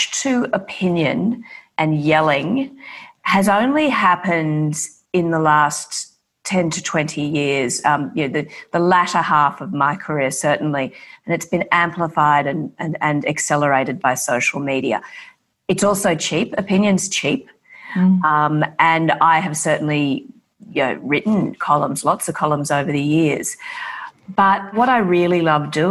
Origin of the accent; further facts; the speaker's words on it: Brisbane, Queensland, Australia; I grew up in Brisbane